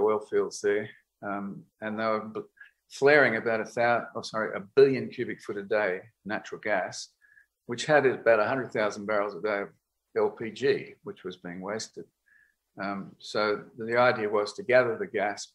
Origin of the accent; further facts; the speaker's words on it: Australia; also born or lived in United States; being an Australian